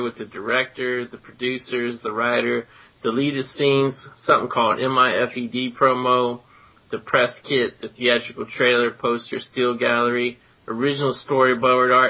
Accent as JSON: {"language": "English", "town": "Cincinnati", "region": "Ohio", "country": "United States", "tie": "born or raised there", "said": "I grew up in Cincinnati"}